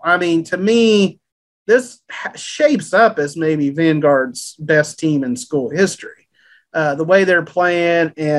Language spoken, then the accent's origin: English; Brenham, Texas, United States; now in Waco, United States; So when I first moved to Waco and started working at the Trib in 98, I'm coming from Brenham, Texas. We did not have a Chick-fil-A in Brenham